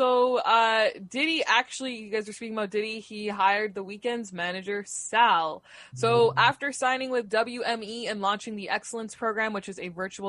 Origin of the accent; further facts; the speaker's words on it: Canada; I'm Canadian